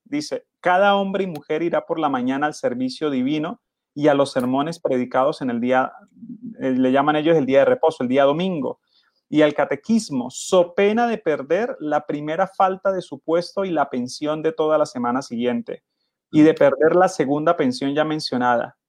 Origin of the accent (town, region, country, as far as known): Colombia